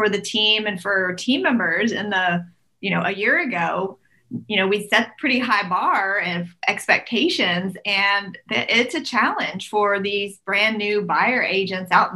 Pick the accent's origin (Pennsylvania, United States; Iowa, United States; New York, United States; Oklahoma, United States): Oklahoma, United States; Tulsa; I am from Tulsa, Oklahoma